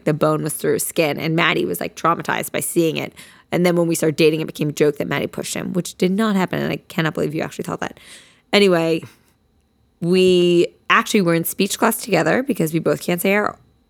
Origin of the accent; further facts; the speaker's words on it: Princeton, New Jersey, United States; Basically, we are both from Princeton, New Jersey, and we went to elementary school together. Shout out Johnson Park.